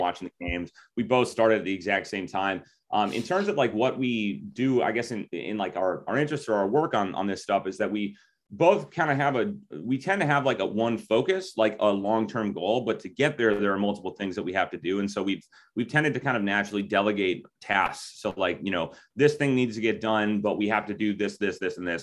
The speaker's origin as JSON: {"language": "English", "region": "Minnesota", "country": "United States", "tie": "born or raised there", "said": "I grew up, I mean, spent almost all of my life in Minnesota"}